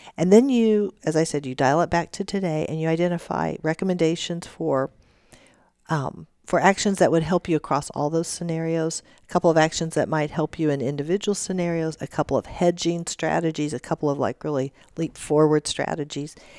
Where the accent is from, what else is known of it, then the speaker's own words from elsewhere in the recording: Warsaw, Missouri, United States; now in Kansas, United States; I was born and raised in Warsaw, Missouri, which is southwest Missouri